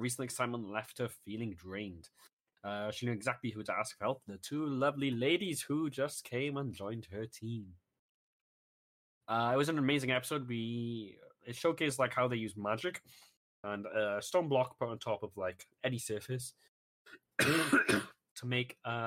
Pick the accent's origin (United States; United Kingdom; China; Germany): United Kingdom; as a British citizen